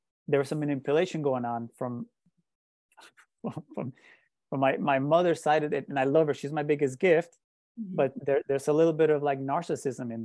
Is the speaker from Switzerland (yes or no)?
no; Colombia; moved away; I also grew up in a very shame and guilt driven environment, growing up in Colombia